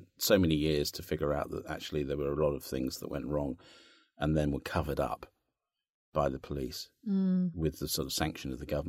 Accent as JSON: {"language": "English", "town": "Cambridge", "region": "East of England", "country": "United Kingdom", "tie": "born or raised there", "said": "Cambridge United, which was one of my teams, my hometown team"}